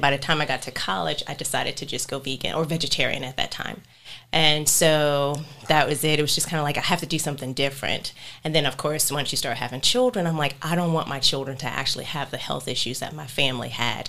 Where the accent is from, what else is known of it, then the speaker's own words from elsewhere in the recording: Hampton, Virginia, United States; now in North Carolina, United States; I am from Hampton, Virginia.